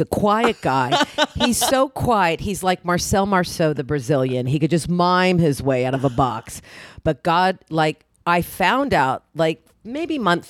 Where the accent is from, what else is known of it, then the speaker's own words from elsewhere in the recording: Oklahoma, United States; moved away; I grew up in Oklahoma, mm-hmm. and I didn't really know a lot, and I grew up Jewish in Oklahoma